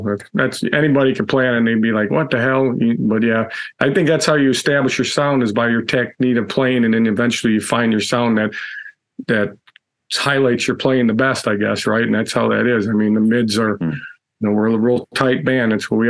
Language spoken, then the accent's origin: English; Chicago, Illinois, United States; Yeah, I think when we grew up in Chicago, so I kind of knew him from that, you know.